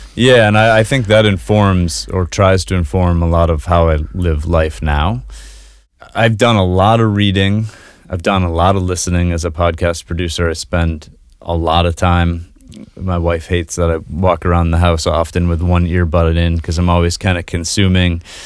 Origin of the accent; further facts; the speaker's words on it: Kennebunk, Maine, United States; also born or lived in Boston / New Zealand / New York City; Yeah, I was born and raised in Kennebunkk, just south of Portland here